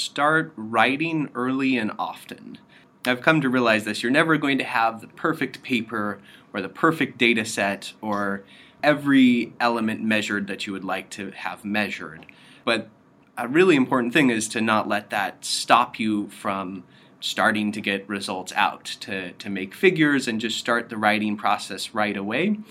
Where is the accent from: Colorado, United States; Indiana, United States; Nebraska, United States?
Colorado, United States; Western; moved away as an adult; also born or lived in Stanford, California; now in Princeton, United States; I am originally from Western Colorado in the U.S.